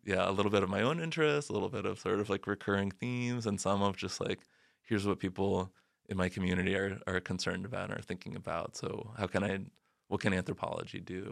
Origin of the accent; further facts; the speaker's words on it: Arizona, United States; I grew up in Arizona where, like, policing and immigration are very entangled